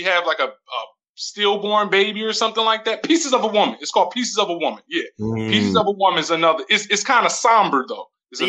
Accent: New Jersey, United States; I'm from Jersey.

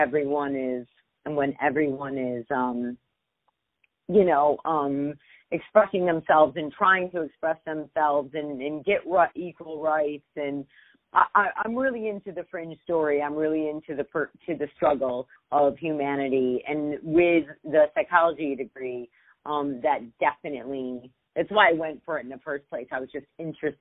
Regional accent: Michigan, United States; also born or lived in Brooklyn, New York; I grew up mostly in Michigan, but I was born in Brooklyn

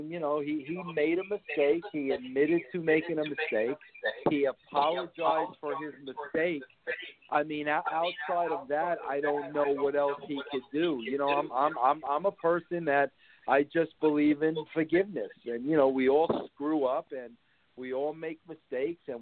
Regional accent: New York City, New York, United States; I was born in Brooklyn

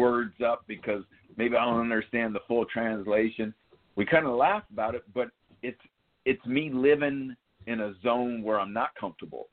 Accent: New York City, New York, United States; growing up in Yankee Stadium and having it as a playground

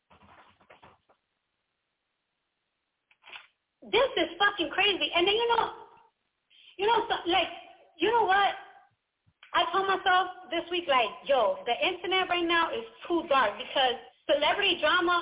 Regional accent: New York City, New York, United States; moved away as an adult; now in New Jersey, United States; I'm from the Bronx.

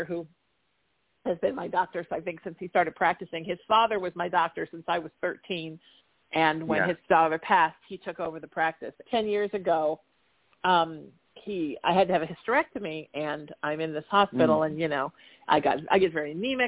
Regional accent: Huntington Beach, California, United States; I grew up in Huntington

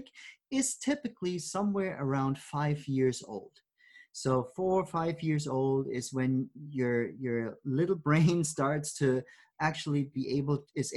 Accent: Germany; moved away; growing up in Germany

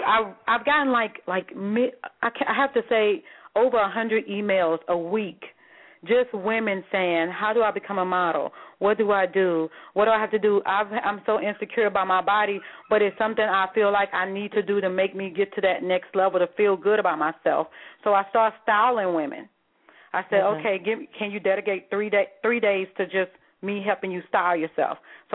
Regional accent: the South, United States; I'm from the South, and everybody

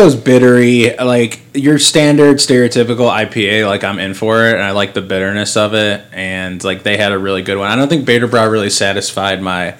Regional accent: Berkeley, Illinois, United States; Where I'm from, Melrose Park area. I'm from Berkeley.

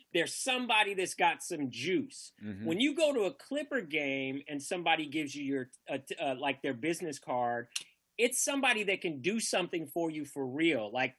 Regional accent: Northern California, United States; I grew up in Northern Cal

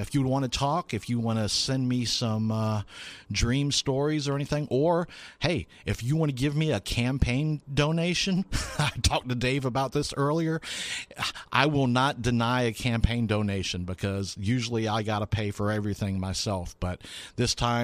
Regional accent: Lakeland, Florida, United States; my hometown of Lakeland, Florida.

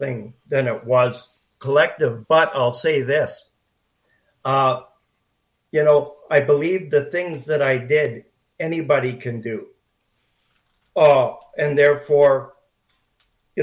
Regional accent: Powell River, British Columbia, Canada; growing up in Pearl River

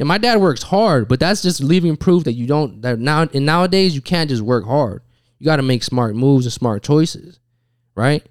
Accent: Utah, United States; I'm from Utah

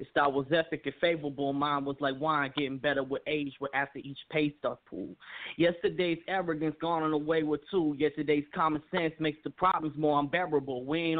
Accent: Memphis, Tennessee, United States; How you doing? … I'm from Memphis, Tennessee. I'm a hip-hop artist.

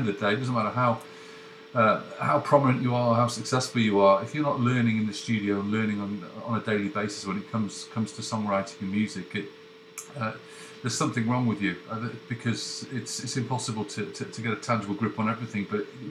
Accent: United Kingdom; moved away; also born or lived in North America; it's really hard being British away from home

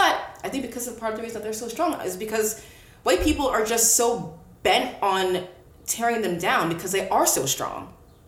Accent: Palmyra, Pennsylvania, United States; Palmyra, Pennsylvania. It is all white. At least when I grew up, it was almost all white people. But my parents are African, so there's a lot of pride in my house.

